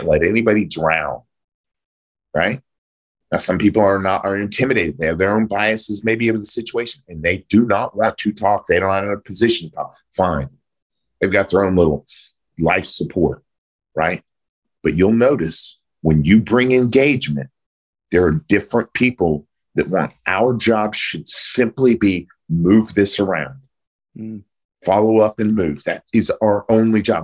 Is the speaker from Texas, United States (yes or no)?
no; Oklahoma, United States; I grew up in a small blue collar town in Oklahoma.